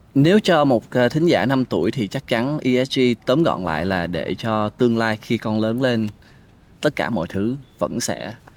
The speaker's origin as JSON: {"language": "Vietnamese", "region": "Ho Chi Minh City", "country": "Vietnam", "tie": "born or raised there", "also_born_or_lived": "Tien Giang", "said": "anh sinh ra ở Sài Gòn"}